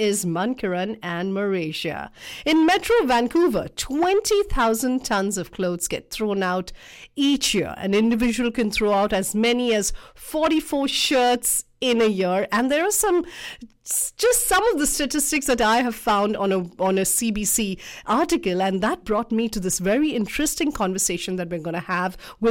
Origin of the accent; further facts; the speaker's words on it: India; now in North America; I come from India.